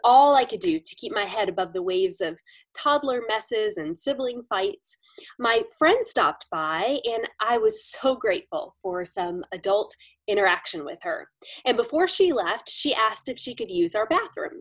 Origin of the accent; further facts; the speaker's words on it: Florida, United States; now in Pennsylvania, United States; Both my husband Adam and I grew up in Florida